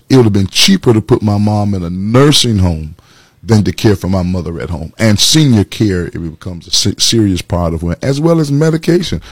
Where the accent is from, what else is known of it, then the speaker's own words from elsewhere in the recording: Atlanta, Georgia, United States; moved away as an adult; also born or lived in Macon, Georgia; now in Orlando, United States; born and raised in Atlanta, Georgia